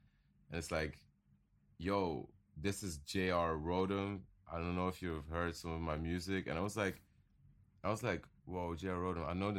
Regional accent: Belgium; And he didn't even know I was from Belgium.

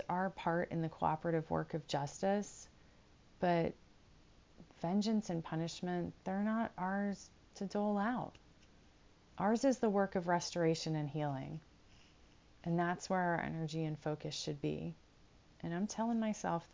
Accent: United States; I'm an American, so I know my American culture

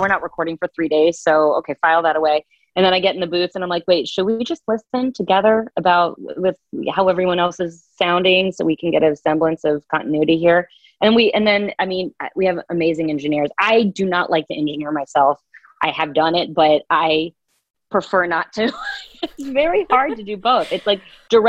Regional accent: the South, United States; I was raised in the South

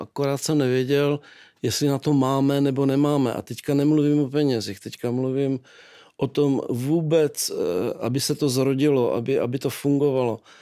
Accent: Nový Jičín, Moravian-Silesian Region, Czechia; also born or lived in Rožnov pod Radhoštěm; narodil jsem se v Novém Číně

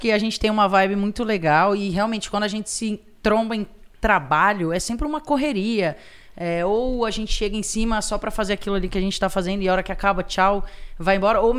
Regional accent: Piracicaba, São Paulo, Brazil; now in São Paulo, Brazil; Eu sou do interior, sou de Piracicaba, que não é uma cidade tão pequena.

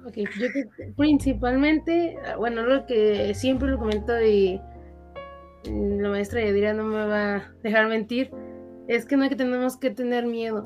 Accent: Mexico; somos el futuro de México

